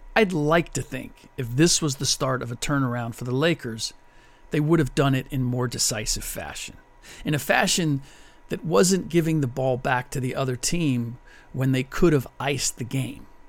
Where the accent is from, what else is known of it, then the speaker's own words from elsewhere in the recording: Cincinnati, Ohio, United States; my hometown Bengals